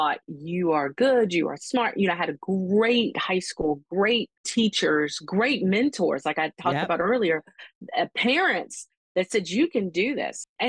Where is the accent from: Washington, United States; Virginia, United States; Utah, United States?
Virginia, United States; Hampton; I knew all about Hampton because this is my hometown